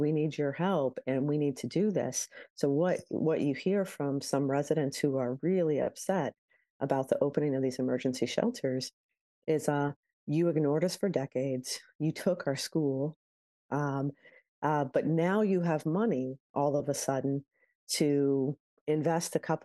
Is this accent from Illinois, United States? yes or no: yes; Chicago, Illinois, United States; as a Chicagoan or as an Illinoisan